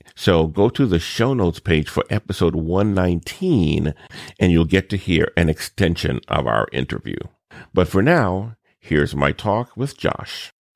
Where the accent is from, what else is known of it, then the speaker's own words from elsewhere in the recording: New Orleans, Louisiana, United States; my hometown of New Orleans